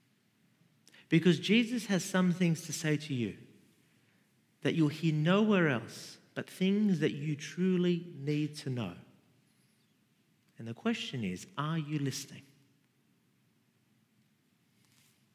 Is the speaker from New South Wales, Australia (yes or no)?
yes; Sydney, New South Wales, Australia; I grew up in Rudy Hill, Mount Druitt, Western Sydney